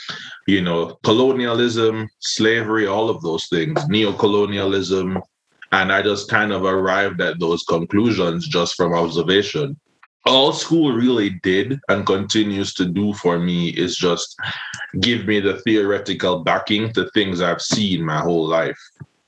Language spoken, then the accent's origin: English; Hellshire, Saint Catherine, Jamaica; You know, I'm from Hellshire. I used to go to Hellshire a lot as a child.